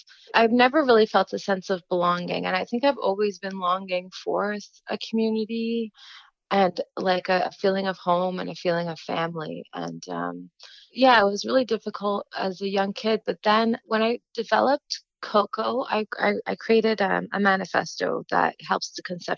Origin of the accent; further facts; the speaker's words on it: Gatineau, Quebec, Canada; having been raised in the diaspora, and I grew up in Quebec, in Gatineau